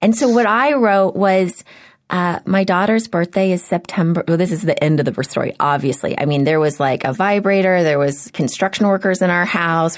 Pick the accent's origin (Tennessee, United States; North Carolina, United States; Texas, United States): Texas, United States; Houston; now in Los Angeles, United States; I grew up in Houston